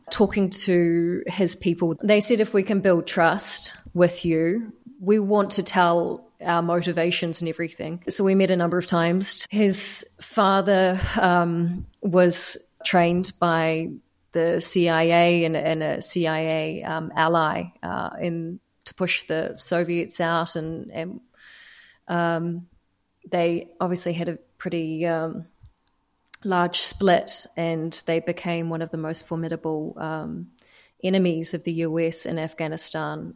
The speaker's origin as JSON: {"language": "English", "country": "New Zealand", "also_born_or_lived": "Doha, Qatar", "moved": "as an adult", "said": "by being a New Zealander"}